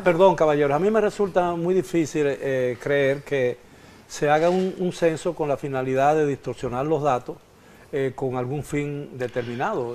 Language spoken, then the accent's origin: Spanish; Dominican Republic; cuántos realmente somos dominicanos